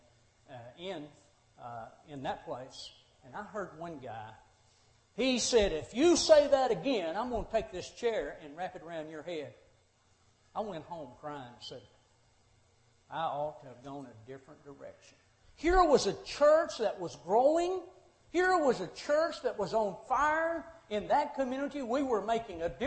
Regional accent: Monterey, Tennessee, United States; moved away as an adult; also born or lived in Nashville, Tennessee / Cordele, Georgia; I had born and raised in Monterey, went off to Nashville School of Preaching

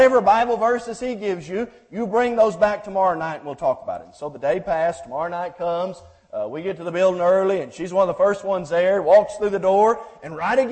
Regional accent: Groveton, Texas, United States; my hometown of Groveton, Texas, East Texas

